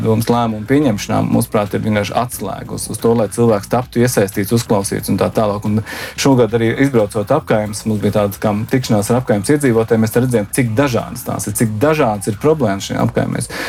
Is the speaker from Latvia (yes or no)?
yes; Tukums, Tukums Municipality, Latvia; now in Riga, Latvia; es nāku no mazas pilsētas. Un patiesībā es nāku no maza ciemata. Mūsu ciemā bija liekas, mazāk par 2000 iedzīvotāju, bet tas bija mans ciems. Un, uh, es esmu tukumnieks, un tā bija mana pilsēta.